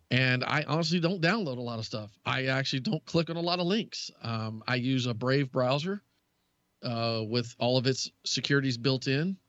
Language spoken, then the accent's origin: English; Southern United States, United States; accent: Southern Texas; moved away as an adult; also born or lived in Texas; now in Wisconsin, United States; as a Southerner, it's just what we do.